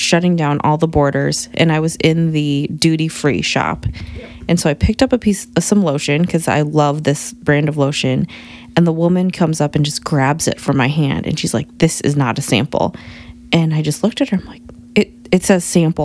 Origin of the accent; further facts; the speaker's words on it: Bettendorf, Iowa, United States; also born or lived in Korea; I grew up in Iowa, but I was born in Korea